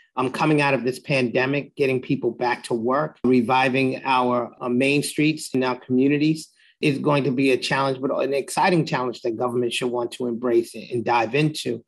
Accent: New York City, New York, United States; I'm born and raised in Jamaica, Queens

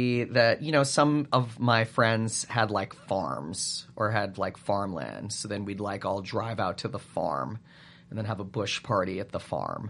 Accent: Calgary, Alberta, Canada; It might be a little bigger there now than it was when I grew up there, but it was small when I grew up in Calgary.

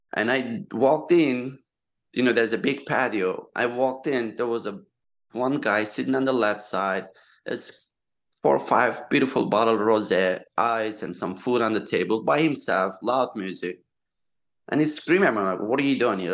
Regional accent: Turkey; English is a second language; moved away as an adult; also born or lived in Southampton, New York; now in United States; I'm from Turkey. So I came 2002

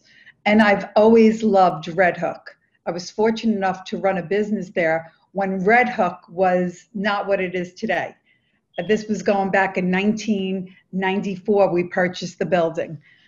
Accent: New York City, New York, United States; I was born and raised in Brooklyn. My father grew up and actually was called, before it had names as Carroll Gardens, it was called South Brooklyn, Red Hook, South Brooklyn.

